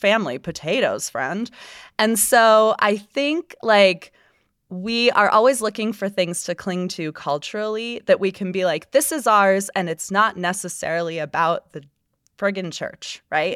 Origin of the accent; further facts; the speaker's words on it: Florida, United States; now in Utah, United States; my home state of Florida